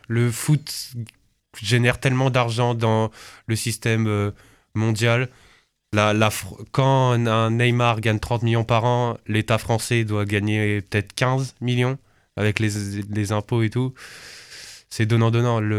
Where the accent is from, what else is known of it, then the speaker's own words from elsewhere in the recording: Monaco; moved away; pourquoi l'AS Monaco Bah, parce que je suis tout simplement né là-bas. Euh, j'ai, euh, bah, mes parents sont séparés, mon père habite euh, dans ce coin-là. Et bah, du coup, j'ai été baigné dedans depuis tout petit.